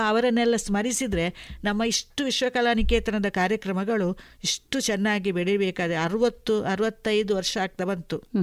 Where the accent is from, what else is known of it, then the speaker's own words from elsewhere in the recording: Puttur, Karnataka, India; ಪುತ್ತೂರಿನಂತಹ ಒಂದು ಊರಿನಲ್ಲಿ ಹುಟ್ಟಿ ಬೆಳೆದು